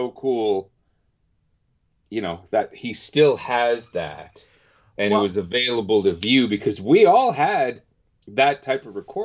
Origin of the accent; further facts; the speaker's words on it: Canada; being Canadian